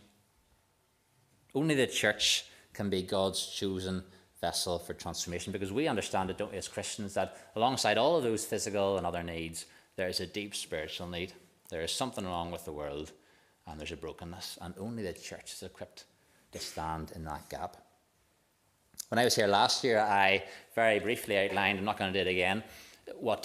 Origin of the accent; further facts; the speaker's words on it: Waringstown, Northern Ireland, United Kingdom; I'm from Warringstown, and a bit like Bucknass, it's not a big place.